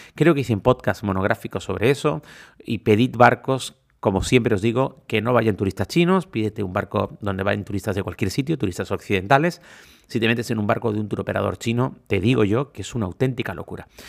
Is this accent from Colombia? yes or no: no; Canary Islands, Spain; soy canario